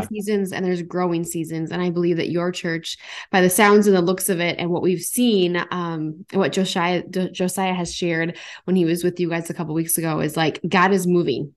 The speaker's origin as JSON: {"language": "English", "region": "North Dakota", "country": "United States", "moved": "as an adult", "lives_now": "Minnesota, United States", "said": "I'm from North Dakota and I, I left and I moved to Minnesota"}